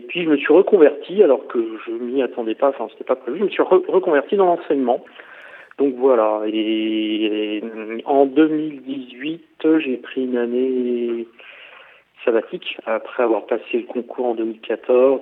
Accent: Paris region, Île-de-France, France; moved away as an adult; also born or lived in Orléans / Aix-en-Provence; now in Poitiers, France; moi je viens de la région parisienne, je suis né à Paris, enfin à Paris en, en sur seine voilà, pour ceux qui connaissent, dans le 92. Euh, et j'ai, j'ai vécu tout le temps, voilà, en région parisienne

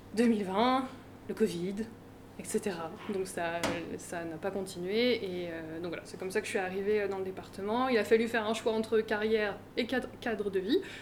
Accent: Seine-et-Marne, Île-de-France, France; moved away as an adult; also born or lived in Paris / Vienne; Donc euh, moi j'ai grandi en Seine-et-Marne

